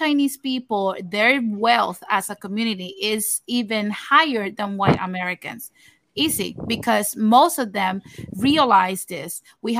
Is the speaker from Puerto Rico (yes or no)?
yes; Puerto Rico; now in United States; me as a Puerto Rican